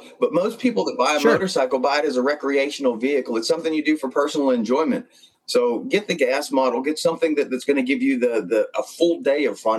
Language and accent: English; Pennsylvania, United States; moved away as an adult; also born or lived in Alabama; Originally, I'm from the state of Pennsylvania. I moved to Alabama when I was about 20 years old.